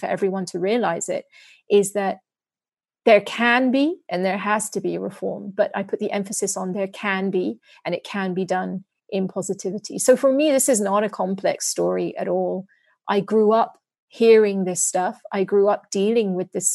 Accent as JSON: {"language": "English", "country": "United Kingdom", "tie": "born or raised there", "also_born_or_lived": "London / New York", "moved": "as an adult", "lives_now": "Singapore", "said": "as a British person who grew up in the UK, who's lived in the US"}